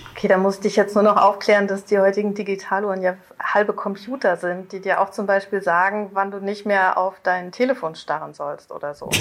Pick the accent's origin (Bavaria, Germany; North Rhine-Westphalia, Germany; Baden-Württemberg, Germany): North Rhine-Westphalia, Germany; ich komme aus Südwestfalen